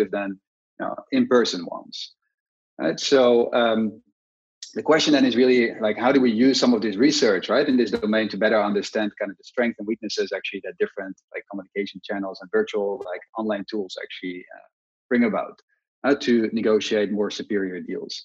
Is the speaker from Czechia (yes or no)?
no; Netherlands; moved away; I'm originally from the Netherlands, and I studied at the University of Amsterdam